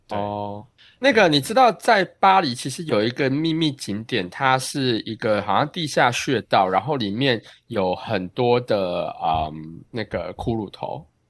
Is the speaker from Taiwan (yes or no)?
yes; Taiwan; now in New York, United States; 我是，啊，台湾留学生